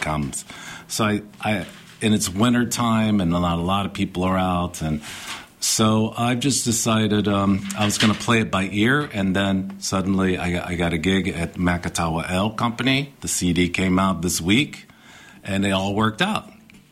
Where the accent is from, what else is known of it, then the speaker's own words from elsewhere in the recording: Chicago, Illinois, United States; also born or lived in Virginia / Tennessee; we moved to Chicago from Virginia, Tennessee, and I grew up in Chicago after 6 years old